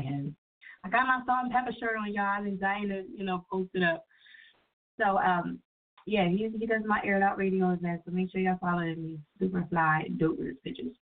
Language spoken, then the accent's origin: English; New Jersey, United States; I'm from Jersey. You know what I'm saying? Can't you tell by my accent?